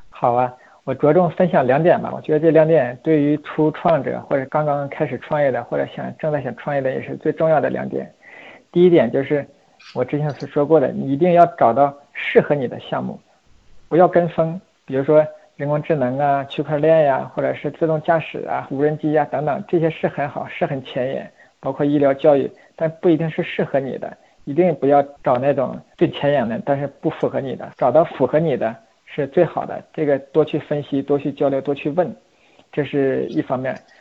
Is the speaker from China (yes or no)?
yes; China; also born or lived in Beijing; 我毕竟土生土长这么多年在中国适应这个环境